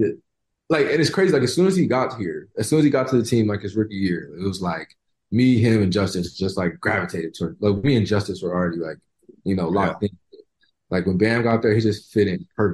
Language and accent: English; Oklahoma City, Oklahoma, United States; now in Miami, United States; I grew up in Oklahoma City.